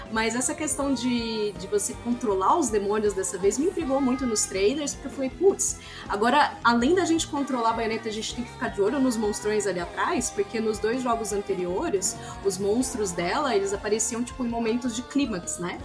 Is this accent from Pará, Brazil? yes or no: no; Ribeirão Preto, São Paulo, Brazil; na minha cidade de Ribeirão Preto